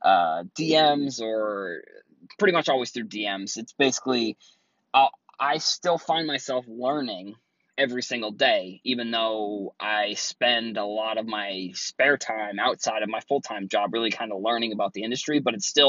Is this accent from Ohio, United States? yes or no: no; Cape Cod, Massachusetts, United States; now in Boston, United States; I am from Boston, originally from Cape Cod